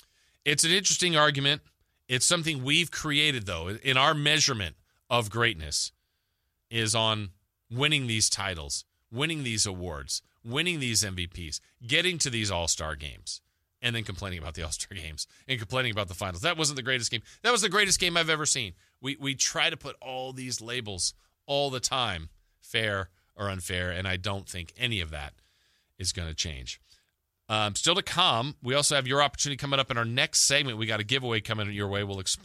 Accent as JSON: {"language": "English", "region": "Southern California", "country": "United States", "tie": "born or raised there", "moved": "yes", "lives_now": "Sacramento, United States", "said": "I grew up down in Southern California."}